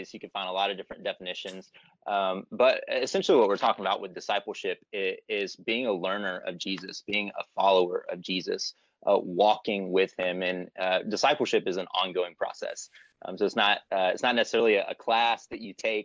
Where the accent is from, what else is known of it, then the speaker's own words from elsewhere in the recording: Warner Robins, Georgia, United States; also born or lived in Florida; I was raised in Warner Robins, Georgia. So I'm from Middle Georgia and grew up there pretty much most of my life